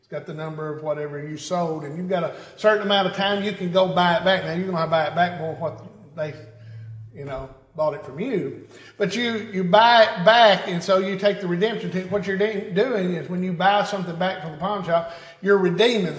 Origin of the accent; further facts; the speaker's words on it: Tennessee, United States; I'm a Tennessean, right? I'm of Tennessee. I'm from Tennessee